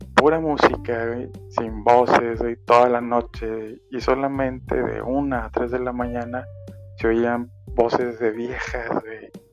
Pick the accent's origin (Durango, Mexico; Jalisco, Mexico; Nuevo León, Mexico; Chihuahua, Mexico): Nuevo León, Mexico; Monterrey; yo soy de Monterrey y Monterrey es una ciudad 100% industrial